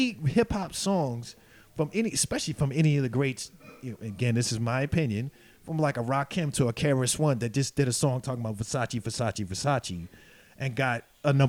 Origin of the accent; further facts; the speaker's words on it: New York City, New York, United States; moved away as an adult; now in Berlin, Germany; I'm from Brooklyn, New York